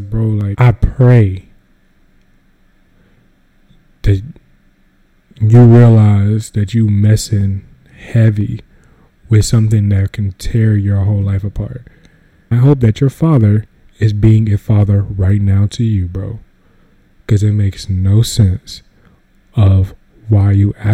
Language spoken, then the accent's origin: English; North Carolina, United States; I'm from North Carolina